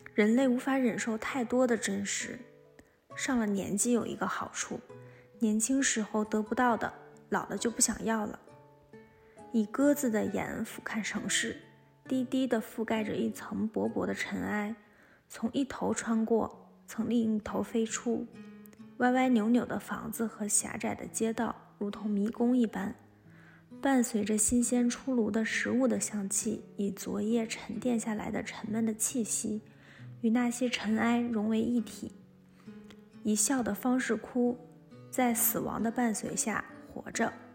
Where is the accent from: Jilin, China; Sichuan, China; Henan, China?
Jilin, China; Changbai Mountain; now in Beijing, China; 我出生在东北的长白山，现在在北京工作